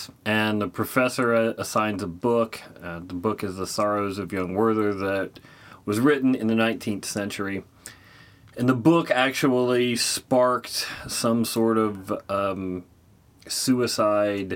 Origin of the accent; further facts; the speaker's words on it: Midwest, United States; where I grew up in the Midwest